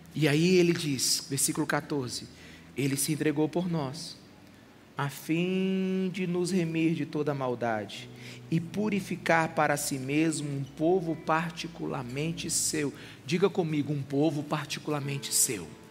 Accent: Brazil; Nós brasileiros

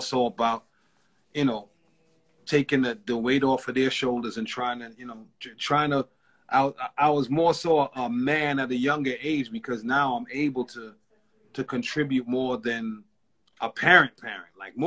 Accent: New York City, New York, United States; growing up in East Flatbush, Brooklyn

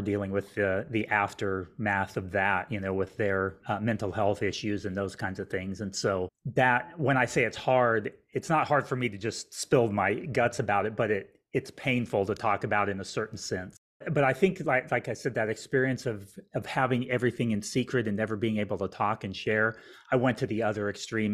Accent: Albuquerque, New Mexico, United States; now in Houston, United States; I grew up in Albuquerque, New Mexico, which is in the United States

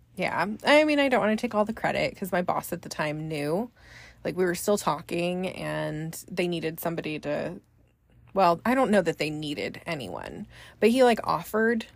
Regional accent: Bay Area, Northern California, United States; I am from Northern California, the Bay Area, born and raised there.

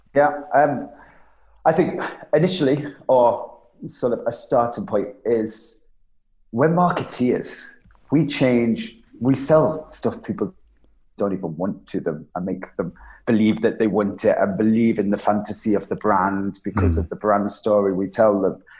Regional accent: Isle of Man; I was born on the Isle of Man

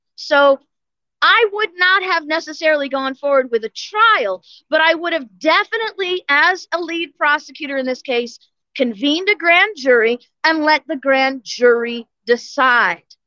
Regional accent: St. Louis, Missouri, United States; now in Florida, United States; I was born and raised in St. Louis

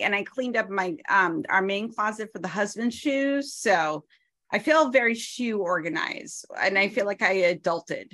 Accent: New Hampshire, United States; moved away; You're close to my home state. You're next door to New Hampshire.

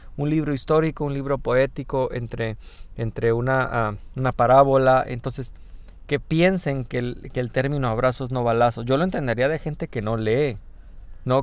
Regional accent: Mexico

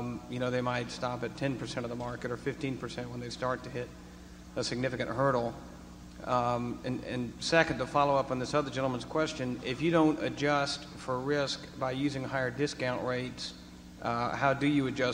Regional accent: Atlanta, Georgia, United States; I'm a shareholder from Atlanta, Georgia.

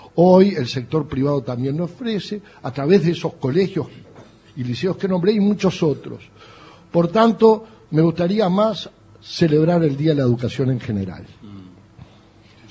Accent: Uruguay; los uruguayos no nos conocen por muchas cosas en el mundo, pero por una nos distinguen, por la educación pública

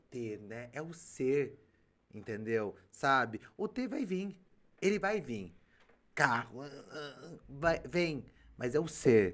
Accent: Limeira, São Paulo, Brazil; eu vim do Abílio Pedro

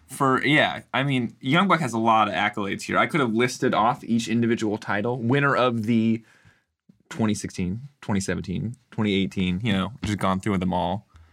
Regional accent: United States; As an ignorant American

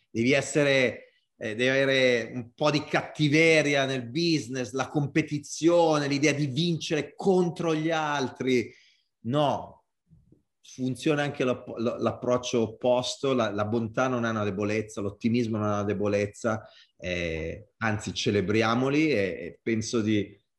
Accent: Italy; accent: Italian; vulcanicità, l'italiana, col mio accento, col mio body language, è tutto connesso in un unico mix.

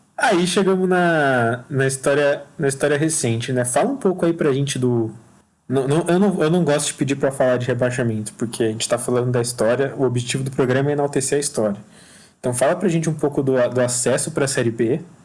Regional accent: Joinville, Santa Catarina, Brazil; moved away as an adult; now in Marília, Brazil; eu nasci em Joinville e morei minha, grande parte da minha vida lá

